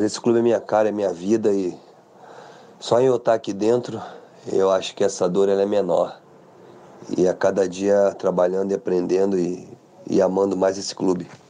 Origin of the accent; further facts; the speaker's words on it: Brazil; Eu como brasileiro